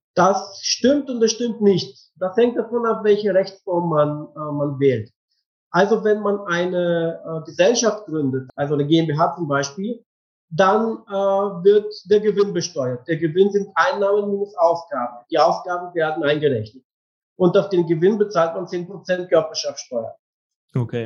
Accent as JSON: {"language": "German", "country": "Bulgaria", "tie": "born or raised there", "also_born_or_lived": "Leipzig", "second_language": "German", "moved": "as an adult", "said": "ich bin in Bulgarien geboren und aufgewachsen. Ich bin Bulgarin."}